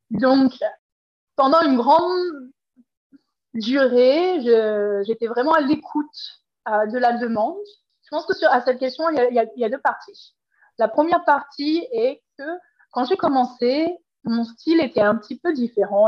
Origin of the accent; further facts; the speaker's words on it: Paris region, Île-de-France, France; moved away as an adult; now in Vancouver, Canada; je suis originaire de la France et de la région parisienne